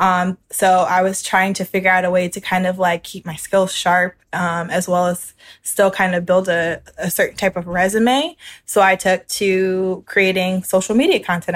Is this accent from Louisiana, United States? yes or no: yes; New Orleans, Louisiana, United States; I'm from New Orleans, Louisiana. It's my hometown. I've lived here most of my life.